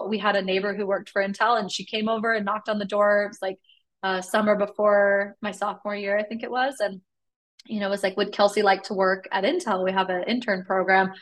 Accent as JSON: {"language": "English", "town": "Sacramento", "region": "California", "country": "United States", "tie": "born or raised there", "also_born_or_lived": "Carrollton, Texas", "moved": "yes", "lives_now": "Texas, United States", "said": "as a kid growing up in California"}